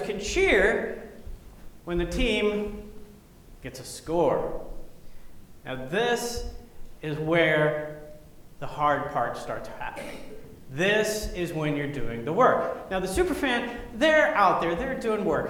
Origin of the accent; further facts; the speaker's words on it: Grapevine, Texas, United States; moved away as an adult; I went back to Grapevine, Texas for my 30 year high school reunion